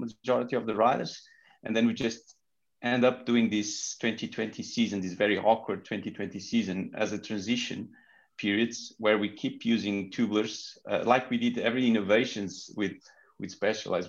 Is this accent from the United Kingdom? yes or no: no; Portugal; English is a second language; I'm from Portugal